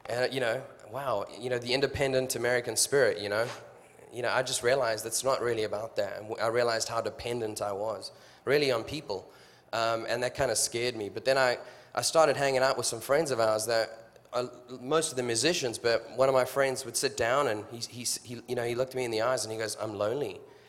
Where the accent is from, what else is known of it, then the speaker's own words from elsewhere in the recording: South Africa; moved away as an adult; My wife's back there, Natalie. I'm from South Africa. I chased her down to your country to marry her.